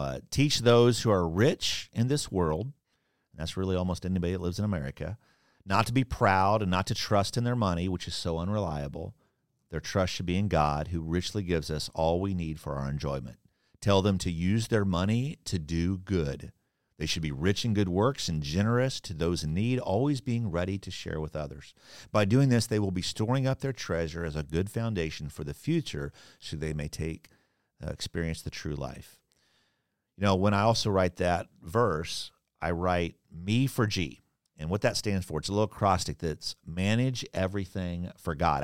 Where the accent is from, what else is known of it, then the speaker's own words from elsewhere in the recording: Kansas, United States; now in Orlando, United States; I grew up in Kansas